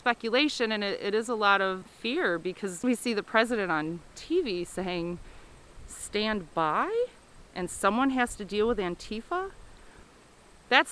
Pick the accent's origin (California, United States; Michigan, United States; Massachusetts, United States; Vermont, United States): Michigan, United States; Kalamazoo; moved away as an adult; now in Hersey, United States; my hometown